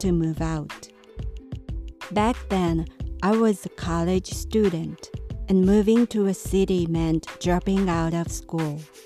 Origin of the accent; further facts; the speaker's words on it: Japan; moved away as an adult; A long time ago, when Japan had the feudal system, my family was a landlord of the area